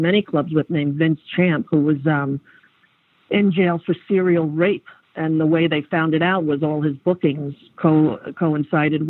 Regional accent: Huntington, New York, United States; where I grew up, my hometown

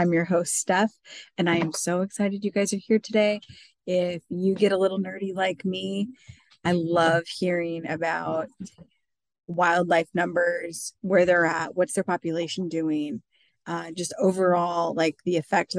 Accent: Iowa, United States; Here in my home state of Iowa

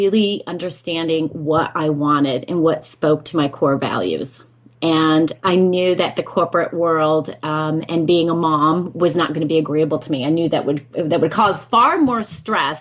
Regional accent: Northeast, United States; now in Dorset; I was born in the Northeast, and I'm from a family of six children

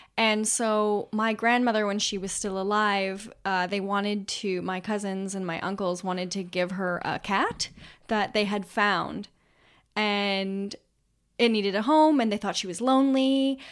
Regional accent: Canada; we're from Canada

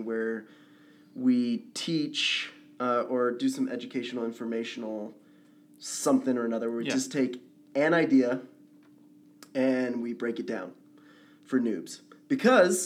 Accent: Dallas, Texas, United States; now in Utah, United States; I'm from Dallas, Texas

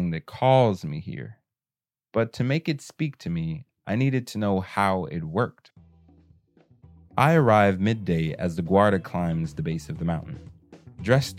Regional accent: Kansas, United States; I'm from Kansas

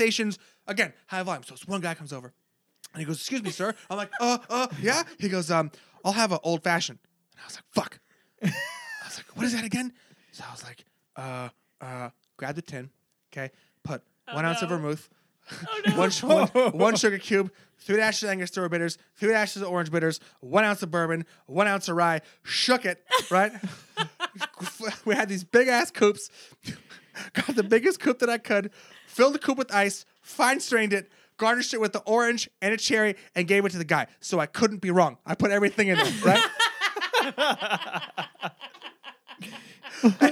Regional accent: Los Angeles, California, United States; I'm from Los Angeles

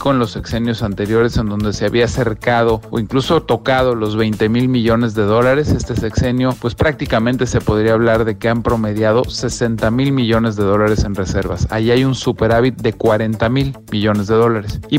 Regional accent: Guatemala; como guatemaltecas y guatemaltecos comprometidos con la democracia, defenderemos nuestro derecho a elegir libremente nuestro destino.

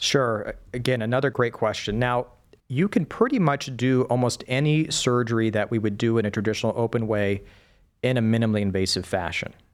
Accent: El Paso, Texas, United States; moved away as an adult; also born or lived in Wisconsin; now in Cleveland, United States; So I grew up in the Southwest. I lived the majority of my young life in El Paso, Texas.

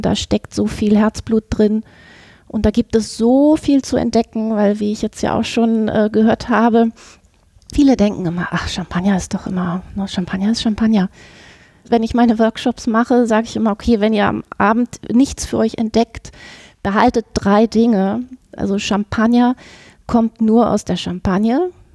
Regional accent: Hamburg, Germany; moved away as an adult; now in Düsseldorf, Germany; ich bin eine Hamburger Dern, aber ähm, seit nahezu jetzt 25 Jahren in Düsseldorf

